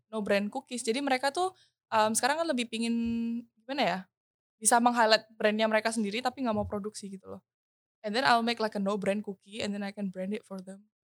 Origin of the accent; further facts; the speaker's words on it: Surabaya, East Java, Indonesia; moved away as an adult; now in Jakarta, Indonesia; Aku kan orang Surabaya, hmm. terus aku well, as now I'm recording this, I'm in Jakarta